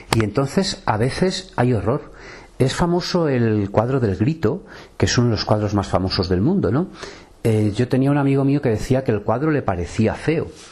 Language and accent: Spanish; Salamanca, Castile and León, Spain; me he criado mucho tiempo en mi vida en Salamanca